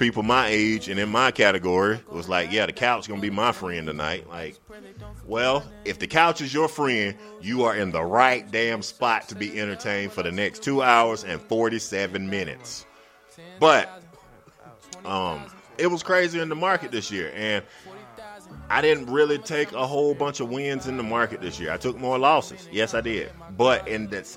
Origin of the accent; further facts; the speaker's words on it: Greenwood, South Carolina, United States; the newspaper in my town, which is Greenwood, South Carolina